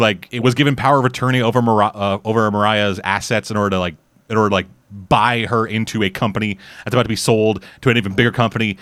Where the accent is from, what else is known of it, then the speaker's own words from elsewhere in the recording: Canada; I'm Canadian